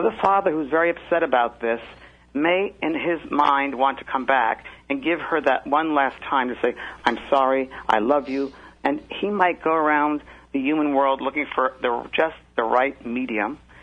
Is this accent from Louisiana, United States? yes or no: no; New York, United States; now in Orange County, California, United States; I'm originally from New York